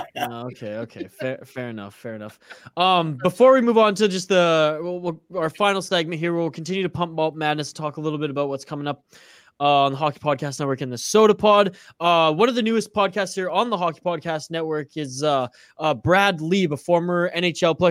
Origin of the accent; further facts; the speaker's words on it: Canada; I'm pretty salty here as the Canadian watching, you know, the Canadian team that I follow, the Vancouver Canucks